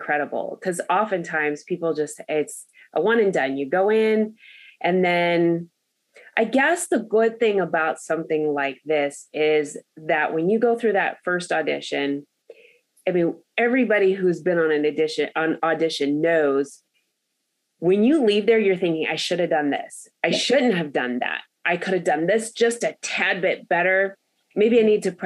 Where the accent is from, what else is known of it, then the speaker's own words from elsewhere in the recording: Los Angeles, California, United States; growing up in Los Angeles